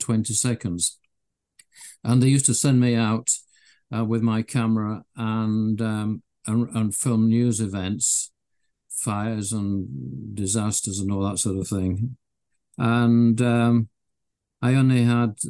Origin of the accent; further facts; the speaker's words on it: Leeds, Yorkshire and the Humber, United Kingdom; I was born in Leeds in Yorkshire in the UK. I lived in a terrace house with my parents and my sister. It was great in those days. We used to play out in the cobbled back streets